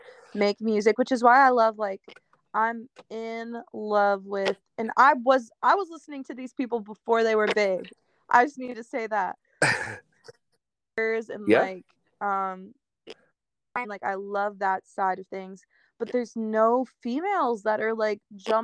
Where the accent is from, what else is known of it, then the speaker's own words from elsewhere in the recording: Philadelphia, Pennsylvania, United States; It's because I'm from Philly.